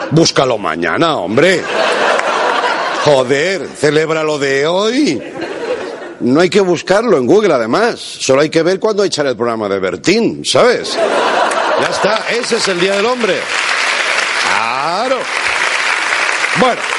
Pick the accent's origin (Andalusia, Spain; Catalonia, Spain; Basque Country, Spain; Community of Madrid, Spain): Catalonia, Spain; Yo estoy por la igualdad, pero también soy catalán, ¿no? Esto no se pierde.